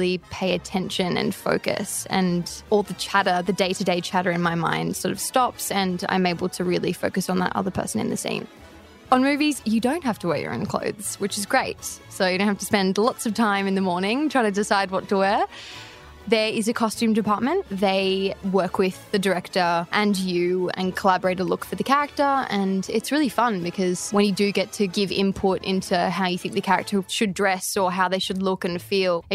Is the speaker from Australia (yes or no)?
yes; Sydney, New South Wales, Australia; I am an actress from Sydney, Australia